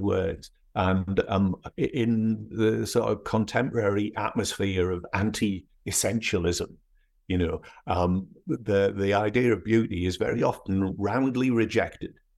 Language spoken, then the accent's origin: English; North East England, United Kingdom; accent: northeast English with bits of Scottish; moved away as an adult; also born or lived in Scotland / Edinburgh; now in United States; I was actually born in Scotland, um, but my parents moved to the northeast of England when I was four, and then I went back to university in Edinburgh when I was eighteen. So my accent is, is actually more northeast English, but with certain bits of Scottish thrown into it